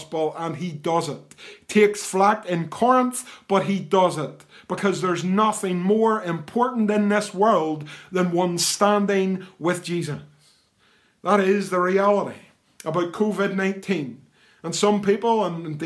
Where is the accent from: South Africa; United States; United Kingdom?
United Kingdom; the East, Northern Ireland; moved away as an adult; now in Ballynahinch, United Kingdom; I live in Ballinahinch. It isn't where I was born and reared. I'm a man of the East